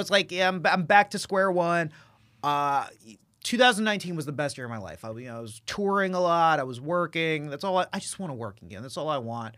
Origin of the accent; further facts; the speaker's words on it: Dallas, Texas, United States; being an Indian guy from Texas, from Dallas, Texas